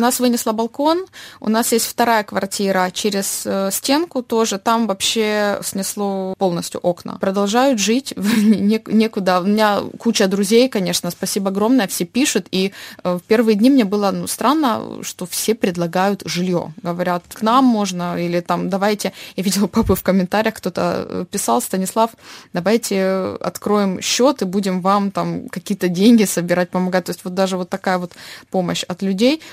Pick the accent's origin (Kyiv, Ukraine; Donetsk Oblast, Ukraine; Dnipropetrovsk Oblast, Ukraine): Dnipropetrovsk Oblast, Ukraine; Dnipro; first language Russian; moved away as an adult